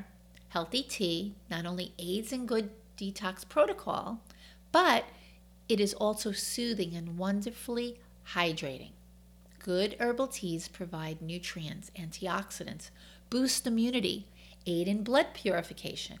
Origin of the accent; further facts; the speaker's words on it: New York, United States; accent: New York; My New York accent comes out a lot